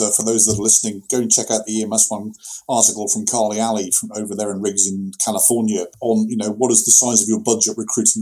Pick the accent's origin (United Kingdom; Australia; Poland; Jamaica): United Kingdom; we've got two Brits